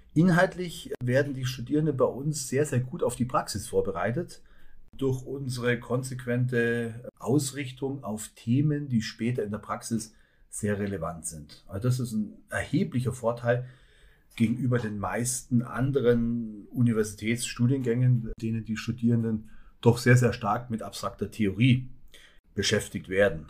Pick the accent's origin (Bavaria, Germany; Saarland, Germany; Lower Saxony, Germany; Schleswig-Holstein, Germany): Bavaria, Germany; Allgäu; moved away as an adult; also born or lived in Augsburg; now in Nordhausen, Germany; für mich als Allgäuer